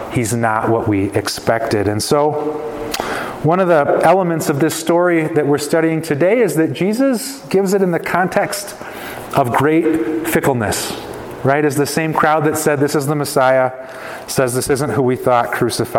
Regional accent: Chicago suburbs, Illinois, United States; I grew up in the Chicago suburbs

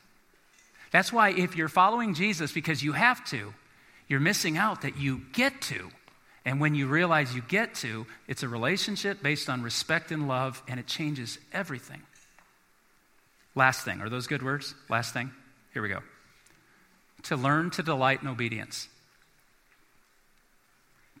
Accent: South Bend, Indiana, United States; moved away; I'm from South Bend, Indiana. We get lake effect snow

